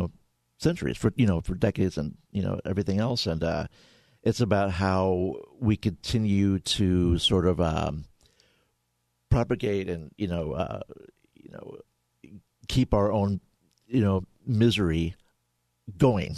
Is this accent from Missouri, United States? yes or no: yes; St. Louis, Missouri, United States; I grew up in St. Louis